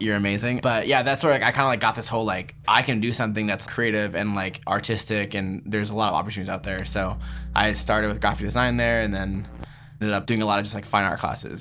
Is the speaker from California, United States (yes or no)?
yes; Palm Springs, California, United States; moved away as an adult; also born or lived in Seattle, Washington / Portland / Philadelphia; now in New York, United States; I was born in Palm Springs, California